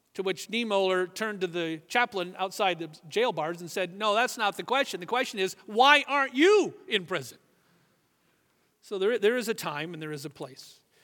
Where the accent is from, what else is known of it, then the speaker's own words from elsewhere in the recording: United States; we're Americans, at least most of us are